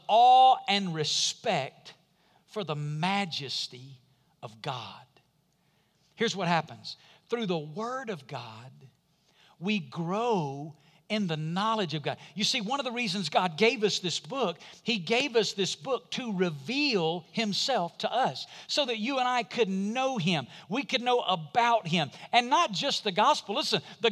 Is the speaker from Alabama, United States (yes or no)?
yes; Muscle Shoals, Alabama, United States; It's the bridge from my hometown, Muscle Shoals, Alabama